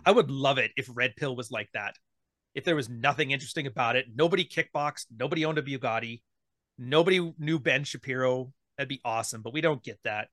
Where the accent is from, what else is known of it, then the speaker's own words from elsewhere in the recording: Canada; I'm Canadian